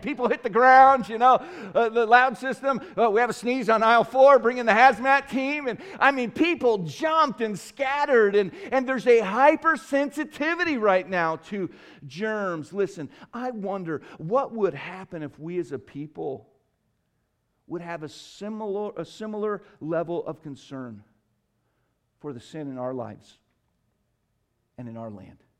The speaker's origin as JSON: {"language": "English", "country": "United States"}